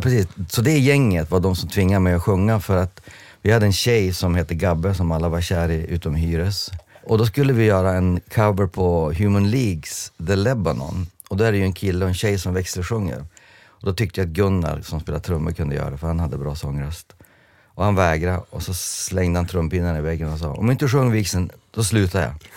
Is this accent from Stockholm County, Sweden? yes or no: no; Jörn, Västerbotten County, Sweden; jag var en tönt från Jörn